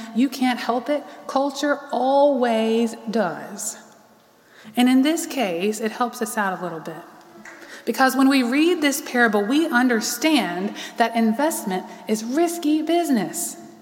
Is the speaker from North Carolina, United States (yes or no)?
yes; Charlotte, North Carolina, United States; also born or lived in Raleigh; I lived here all my life.